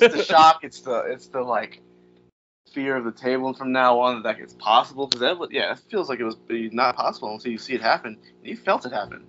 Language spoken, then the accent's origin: English; Virginia, United States; moved away; I'm from Virginia